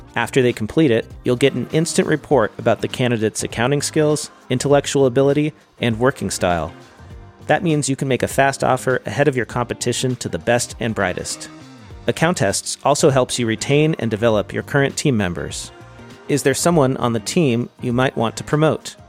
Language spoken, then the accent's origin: English; California, United States; I'm from California